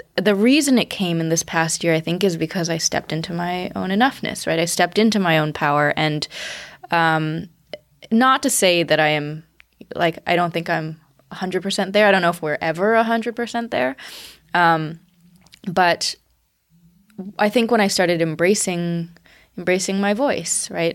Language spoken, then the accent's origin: English; United States; I'm Chinese American, but, uh, my parents grew up in the Cultural Revolution